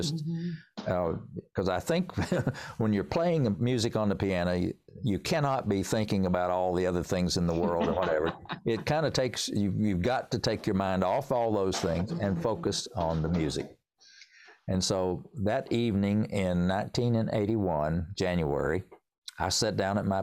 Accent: Tennessee, United States; accent: Tennessee hillbilly; also born or lived in North Carolina; now in Winston-Salem area, North Carolina, United States; I was born in Tennessee. So if you really want to know, I can pour on the Tennessee hillbilly accent here

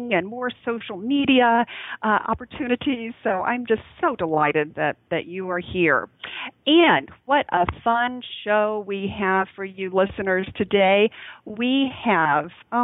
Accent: the South, United States; I grew up in the South

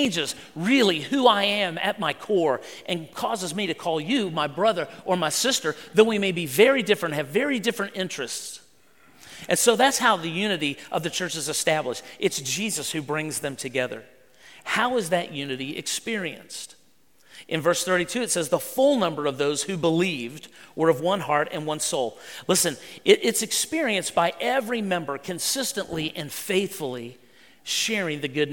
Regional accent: West Virginia, United States; I grew up in West Virginia driving a pickup truck

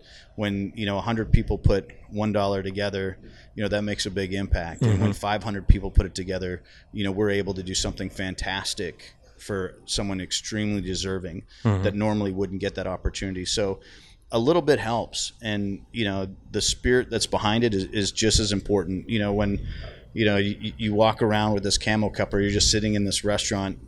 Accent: Canada; I'm Canadian

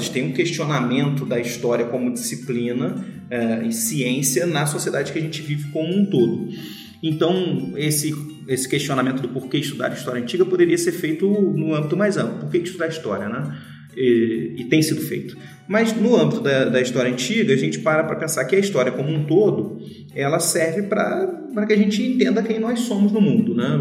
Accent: Brazil; Nós, nós nascemos brasileiros, nós somos brasileiros pelo lugar que a gente nasceu

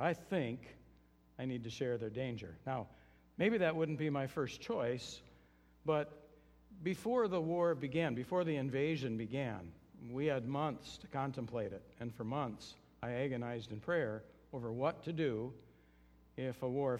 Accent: United States; now in Ukraine; because I'm an American, I can flee.

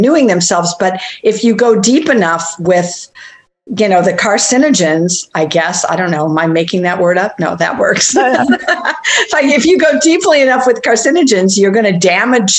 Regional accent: St. Paul, Minnesota, United States; I grew up in St. Paul, Minnesota

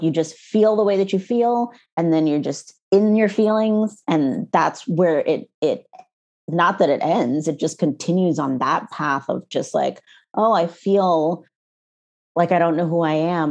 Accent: United States; moved away as an adult; also born or lived in Canada; We moved to, um, to the States and, well, I was pregnant with my son and then, um, and we lived with my parents

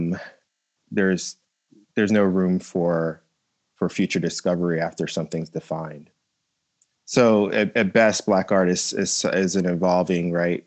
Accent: New Jersey, United States; I grew up in South Jersey

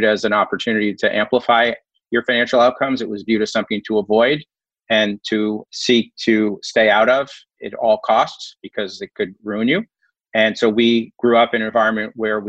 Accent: Mount Vernon, New York, United States; also born or lived in Canada; my origin story starts in Metro New York in a community called Mount Vernon, which is right outside the Bronx

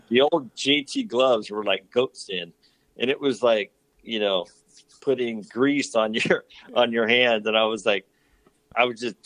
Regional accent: El Cajon, California, United States; also born or lived in Encinitas; I was a SoCal guy, grew up down here

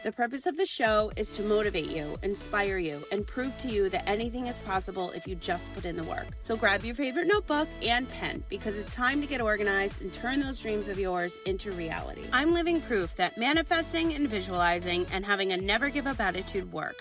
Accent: East Coast, United States; now in San Diego, United States; we're both from the East Coast

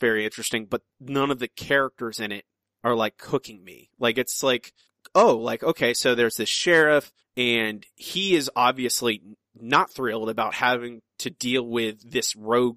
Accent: Ocala National Forest, Florida, United States; when I was a child growing up in the Ocala National Forest.

